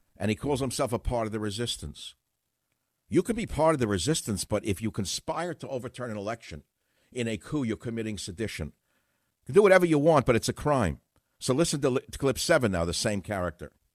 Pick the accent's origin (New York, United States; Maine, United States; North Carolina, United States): New York, United States; New York City; I grew up in Queens